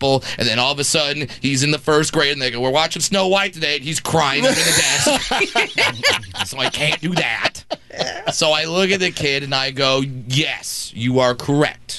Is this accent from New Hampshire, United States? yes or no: no; Brea, California, United States; doing 5 shows in my hometown.